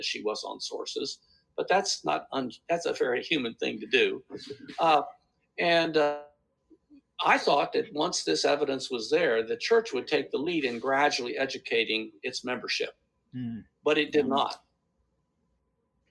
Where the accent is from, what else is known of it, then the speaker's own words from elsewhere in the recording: Takoma Park, Maryland, United States; I grew up in Tacoma Park, Maryland